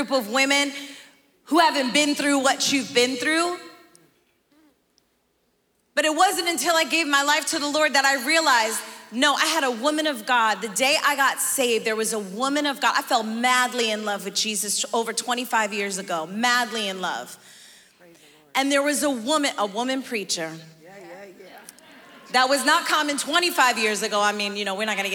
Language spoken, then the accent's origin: English; New York City, New York, United States; born or raised there; also born or lived in Bogotá, Colombia